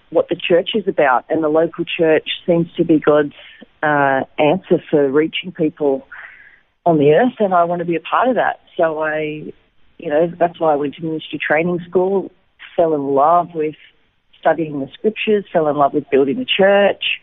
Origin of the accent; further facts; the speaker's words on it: Wollongong, New South Wales, Australia; moved away as an adult; also born or lived in Lismore, New South Wales / Sydney; now in Israel; I was actually born in Lismore, in uh, New South Wales, up near the Queensland border, but I grew up in Wollongong mm-hmm. on the south coast. And uh, yeah, and then I moved to Sydney and had been in Sydney before here for about almost 20 years.